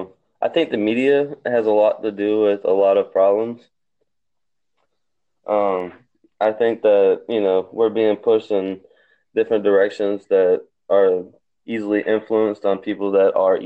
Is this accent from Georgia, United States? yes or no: yes; South Georgia, United States; I'm from South Georgia